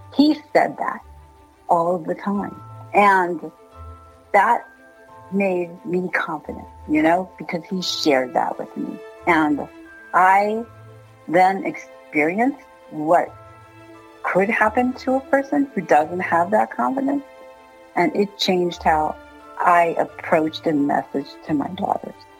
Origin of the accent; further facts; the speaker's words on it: Washington, District of Columbia, United States; moved away; I'm from Washington, D.C., and my dad's from New York. I have an East Coast kind of attitude.